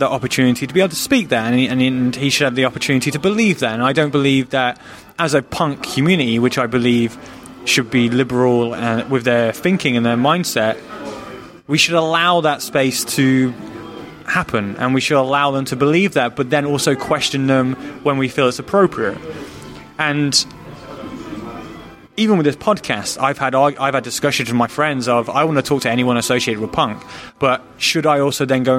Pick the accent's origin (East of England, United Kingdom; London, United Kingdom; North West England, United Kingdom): East of England, United Kingdom; Luton; I grew up in Luton